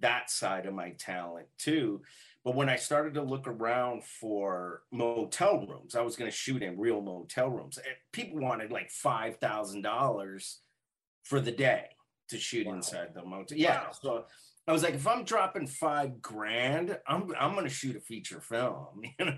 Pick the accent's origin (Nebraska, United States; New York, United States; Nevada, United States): Nevada, United States; Las Vegas; moved away as an adult; now in Los Angeles, United States; I grew up from the time I was 3 and I came out to LA when I was 28.